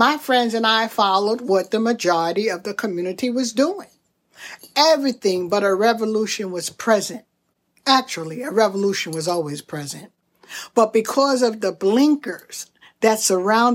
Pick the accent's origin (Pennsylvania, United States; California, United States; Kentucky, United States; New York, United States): New York, United States; Brooklyn; growing up in Brooklyn during the 60s and 70s, I was financially poor